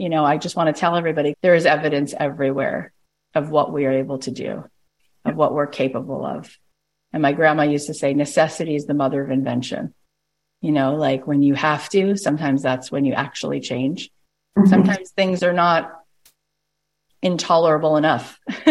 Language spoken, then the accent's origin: English; Canada; I'm also Canadian.